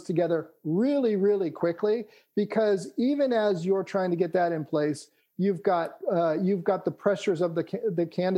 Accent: California, United States; I grew up in California

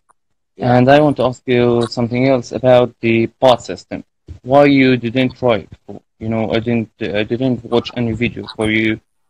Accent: Palestine; English is a second language; from Palestine. It's an Arabic country

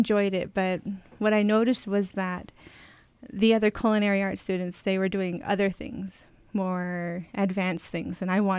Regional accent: Crownpoint, New Mexico, United States; I'm from Crownpoint. I graduated high school from here

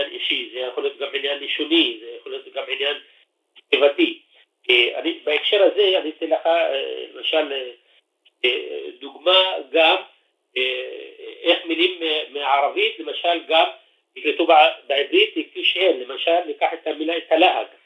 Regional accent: Triangle, Israel; accent: Triangle Arabic; זה המבטא של המשולש. אני במקרה מהמשולש, ואני משתמש בהגיעה הזו.

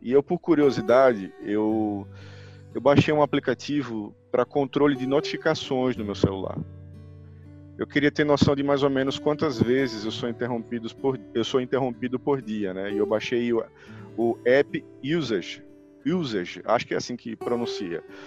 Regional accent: Rio Grande do Norte, Brazil

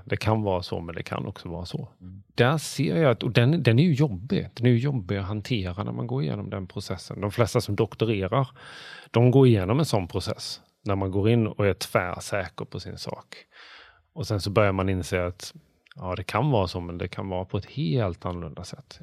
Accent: Bjäre Peninsula, Skåne, Sweden; Bjärehalvön, vilket är där jag kommer från.

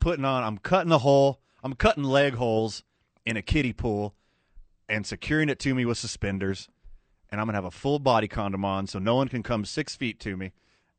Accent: the South, United States; now in Albuquerque, United States; I'm from the South, Fred. There's a lot of guns at poker games where I'm from.

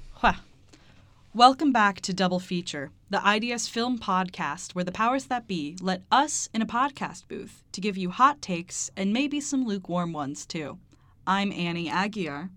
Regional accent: United States; We're American heathens

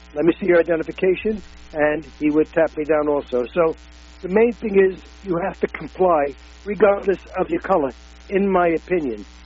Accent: New York City, New York, United States; I grew up on the Lower East Side

